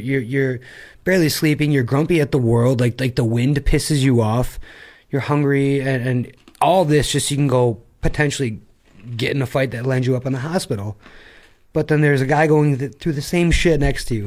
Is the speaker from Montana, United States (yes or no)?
no; Attica, New York, United States; now in Shanghai, China; there's more cows than people where I'm from.